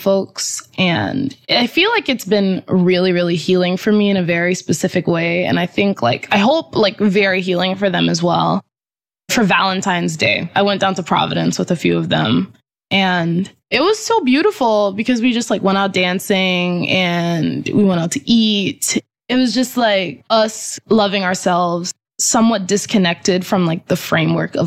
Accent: U.S. Virgin Islands; now in Boston, United States; We're like an American-owned island. We're like a colony of the United States.

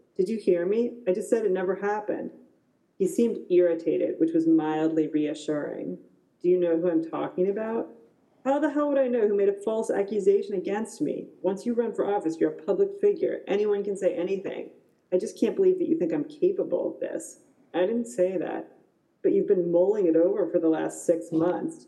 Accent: United States; I'm American

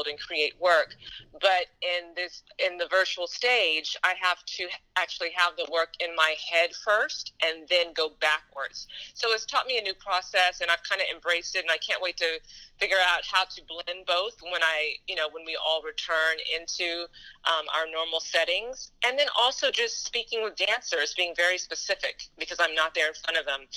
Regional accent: Huntsville, Alabama, United States; moved away; I'm originally from Huntsville, Alabama

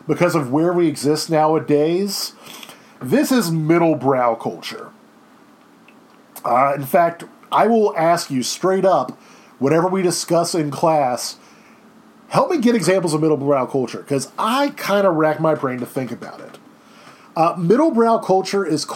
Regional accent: Baton Rouge, Louisiana, United States; I'm originally from Baton Rouge, and I have no Cajun ancestry whatsoever

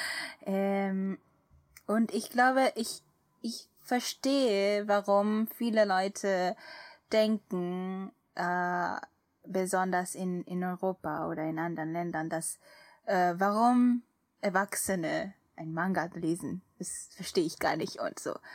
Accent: Japan; German is a second language; als Japanerin

